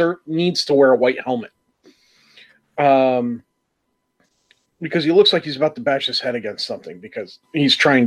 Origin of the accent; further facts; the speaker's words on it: New York, United States; I'm from New York